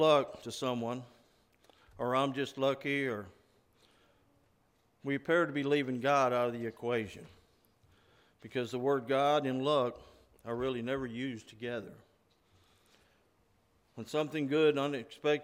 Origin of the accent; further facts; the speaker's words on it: Oklahoma, United States; growing up in Oklahoma